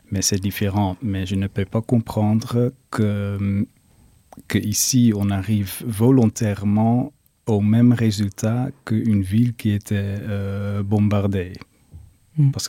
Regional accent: Rotterdam, South Holland, Netherlands; French is a second language; je dois dire moi je viens de Rotterdam où il ne reste pas vraiment grand chose non plus mais c'est parce que tout était bombardé par les nazis

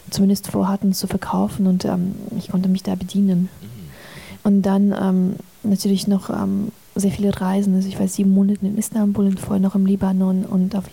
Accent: Azerbaijan; German is a second language; Also ich bin ja in Aserbaidschan damit aufgewachsen.

